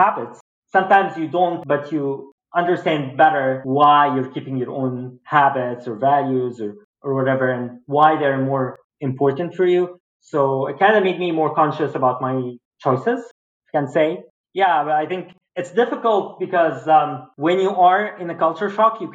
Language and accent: English; Egypt; now in Boston, United States; there's big difference between living in Egypt and living in Boston.